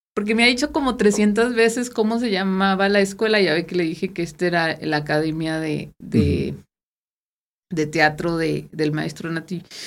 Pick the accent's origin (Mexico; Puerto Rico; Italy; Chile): Mexico; Guasave, Sinaloa; now in Saltillo, Mexico; nosotros somos de Guasave